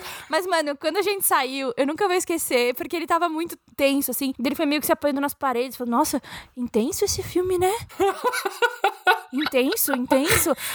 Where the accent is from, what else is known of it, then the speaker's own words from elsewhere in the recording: São Paulo, Brazil; eu nasci em São Paulo